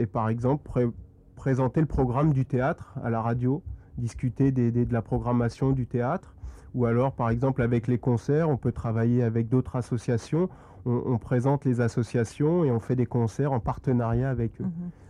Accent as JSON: {"language": "French", "town": "Compiègne", "region": "Hauts-de-France", "country": "France", "tie": "born or raised there", "said": "je suis originaire de Compiègne, donc c'est une ville en Picardie, dans l'Oise"}